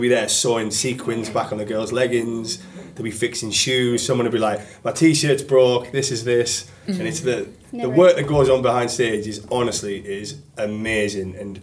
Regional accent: North East England, United Kingdom; I'm from the northeast of England

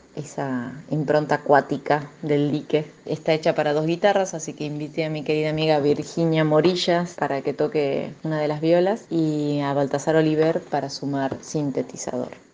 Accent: Salta, Argentina; mi provincia natal, Salta

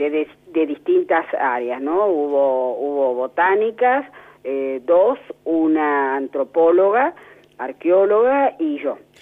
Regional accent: La Plata, Buenos Aires Province, Argentina; yo nací en La Plata eh, sigo viviendo en La Plata y digo que tengo un desarraigo de solo 30 metros

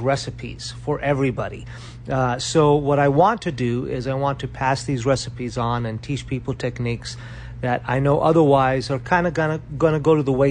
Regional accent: Sicily, Italy; moved away; growing up in Sicily

